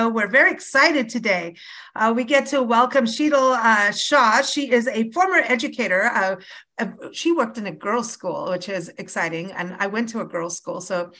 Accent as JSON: {"language": "English", "country": "Kenya", "tie": "born or raised there", "also_born_or_lived": "South Africa / England / United States", "said": "I have to tell you, I grew up in Kenya and South Africa and England, and American born, but lived everywhere and came back here."}